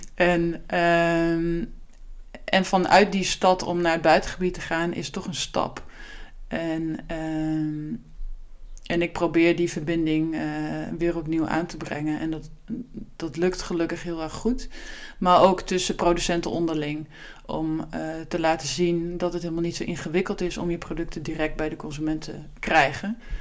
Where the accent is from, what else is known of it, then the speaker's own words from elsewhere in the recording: Achterhoek, Gelderland, Netherlands; moved away as an adult; also born or lived in Utrecht; terug naar waar ik vandaan kom